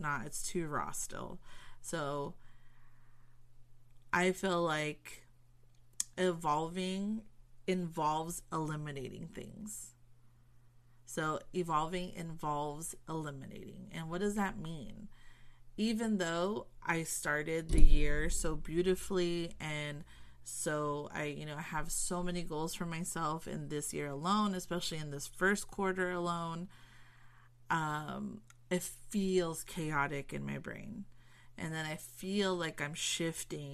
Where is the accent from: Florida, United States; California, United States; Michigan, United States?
California, United States; Southern; I'm from SoCal